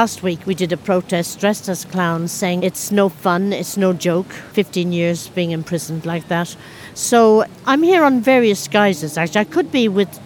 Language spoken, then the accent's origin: English; Ireland; moved away; my own country, I'm Irish.